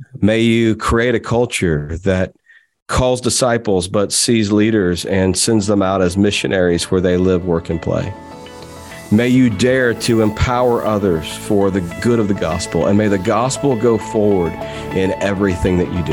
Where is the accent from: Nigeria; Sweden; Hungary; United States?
United States; I'm an American